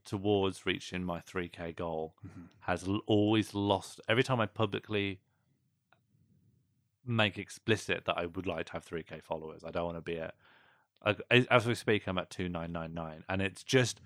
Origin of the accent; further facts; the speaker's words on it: West Midlands, United Kingdom; I'm from the West Midlands, and Yampy is a West Midlands slang for excited